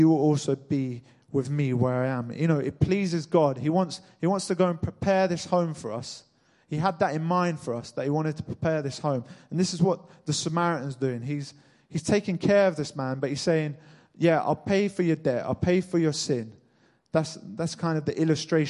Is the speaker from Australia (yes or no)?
no; Cambridge, East of England, United Kingdom; I was born in Cambridge, just like you guys